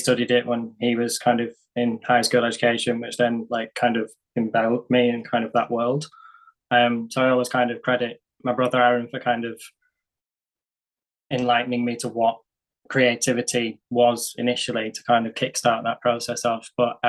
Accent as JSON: {"language": "English", "town": "Widnes", "region": "North West England", "country": "United Kingdom", "tie": "born or raised there", "moved": "as an adult", "lives_now": "Manchester, United Kingdom", "said": "I live in Ancoats. I'm not from Ancoats originally. I'm from Widnes originally."}